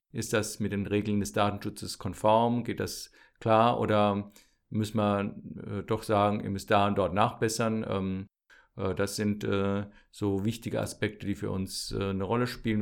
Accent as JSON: {"language": "German", "town": "Landau", "region": "Rhineland-Palatinate", "country": "Germany", "tie": "born or raised there", "also_born_or_lived": "Mainz / Münster", "said": "ich bin äh, ursprünglich Pfälzer, äh, komme also aus der Südpfalz, ähm, bin in Landau zur Schule gegangen"}